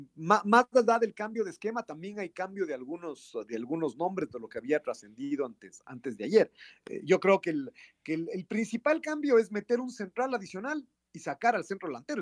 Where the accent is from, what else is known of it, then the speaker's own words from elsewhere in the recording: Ecuador; nosotros somos de Ecuador